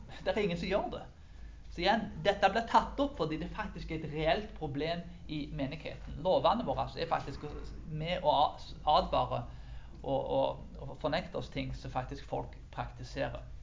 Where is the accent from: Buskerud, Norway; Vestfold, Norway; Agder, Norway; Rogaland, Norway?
Rogaland, Norway; Karmøy; på bygda på Karmøyene der jeg vokste opp